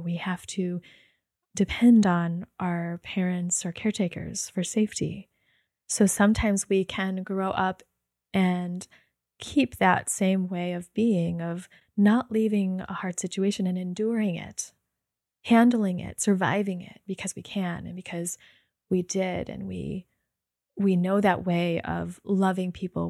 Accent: United States; in my upbringing, being Chinese American

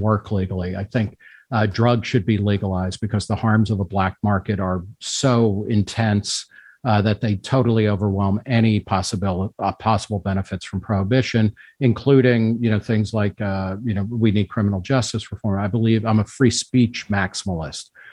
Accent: New Jersey, United States; moved away as an adult; also born or lived in Brooklyn, New York / Philadelphia; now in Manhattan, United States; grew up mostly in New Jersey

